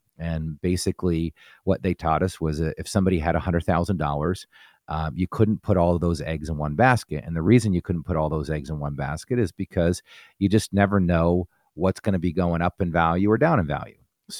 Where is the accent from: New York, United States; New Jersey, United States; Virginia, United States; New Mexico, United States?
New Jersey, United States; now in Pittsburgh, United States; I was born and raised in New Jersey, and I came to Pittsburgh on a scholarship to play football at Robert Morris University.